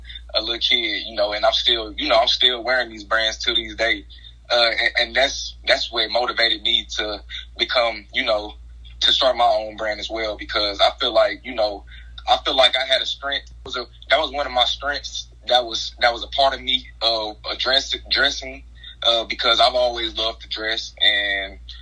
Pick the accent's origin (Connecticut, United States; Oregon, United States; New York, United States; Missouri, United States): Missouri, United States; Hayti; I'm from Hayton, Missouri. That's in the area, you know, of southeast Missouri